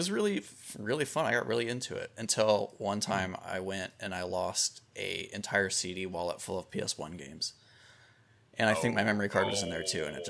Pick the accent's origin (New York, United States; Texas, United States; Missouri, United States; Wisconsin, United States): Missouri, United States; Kansas City; When I lived in Kansas City, I grew up in Kansas City.